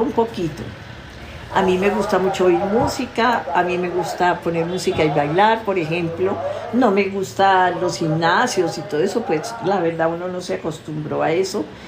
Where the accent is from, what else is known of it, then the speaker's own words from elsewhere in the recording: Tolima, Colombia; soy tolimense, enraizada con santanderiano y paisa